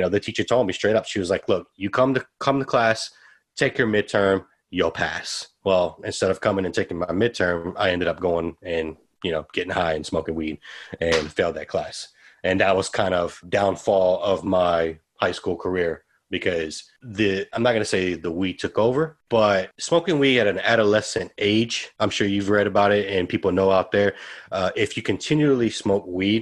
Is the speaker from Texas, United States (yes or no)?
yes; Santa Maria Projects, Texas, United States; I'm from Santa Maria Projects.